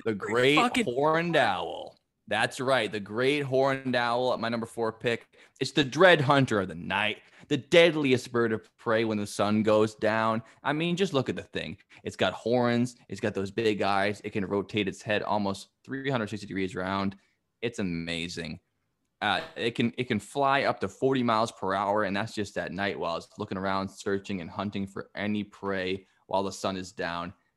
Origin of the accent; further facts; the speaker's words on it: New England, United States; growing up in New England